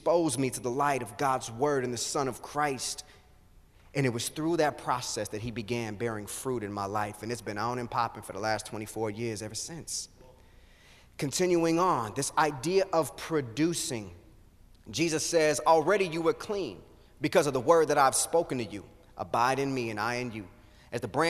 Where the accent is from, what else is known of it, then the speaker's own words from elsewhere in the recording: Kansas City, United States; I grew up in Kansas City